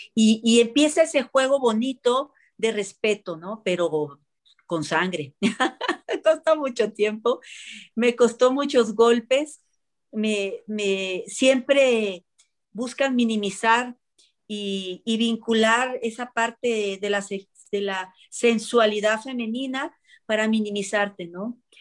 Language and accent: Spanish; Puerto Vallarta, Jalisco, Mexico; moved away; also born or lived in Central America; yo que venía de, en aquel entonces venía de Jalisco, yo soy de Jalisco, y venía yo de Puerto Vallarta